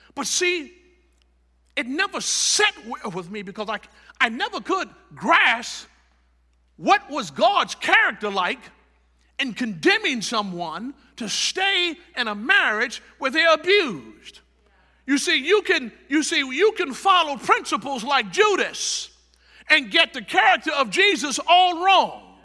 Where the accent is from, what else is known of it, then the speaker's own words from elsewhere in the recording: Chicago, Illinois, United States; now in Tampa Bay area, United States; I'm from Chicago.